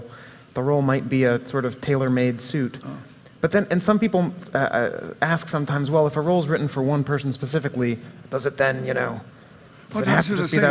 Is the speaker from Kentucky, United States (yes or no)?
no; near Salem, Massachusetts, United States; I grew up near Salem